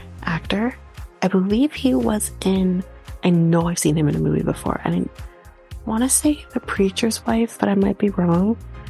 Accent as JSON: {"language": "English", "country": "Canada", "said": "As a Canadian"}